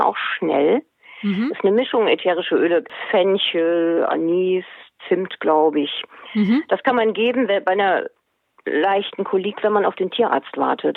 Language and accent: German; Hesse, Germany; now in Schleswig-Holstein, Germany; Aufgewachsen bin ich in Hessen